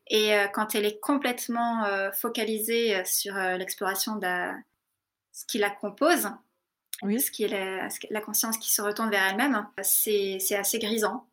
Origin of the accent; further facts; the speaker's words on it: France; moved away as an adult; also born or lived in Darjeeling, India; je suis partie à 18 ans de France, euh, de l'école de cirque